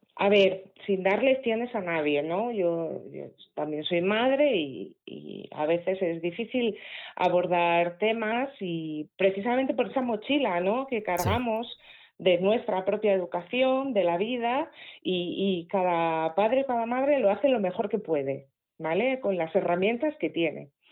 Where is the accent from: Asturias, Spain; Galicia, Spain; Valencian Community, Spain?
Asturias, Spain; accent: Asturian; se me va el acento asturiano